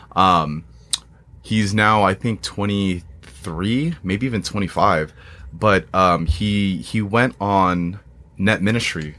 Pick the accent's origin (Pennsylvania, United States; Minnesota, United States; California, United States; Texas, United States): California, United States; Moreno Valley; I grew up in Mar-, Moreno Valley